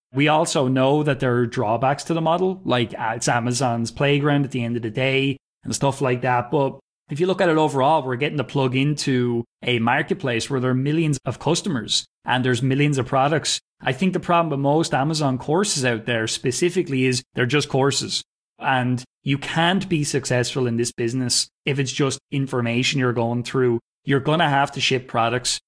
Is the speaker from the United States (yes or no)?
no; Wexford, Leinster, Ireland; also born or lived in Northern Ireland; I'm from Wexford. It's in the southeast of Ireland. So it's about two hours south of Dublin. That's where I grew up, and that's where I currently live